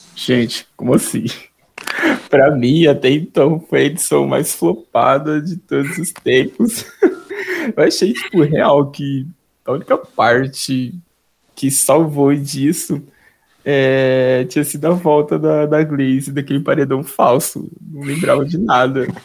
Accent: Taquaritinga, São Paulo, Brazil; sou natural de Itaquaritinga, que é pertinho de Grão Preto

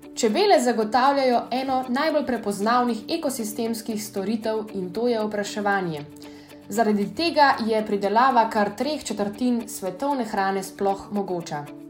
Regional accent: Slovenia; Slovenci smo narod čebelarjev

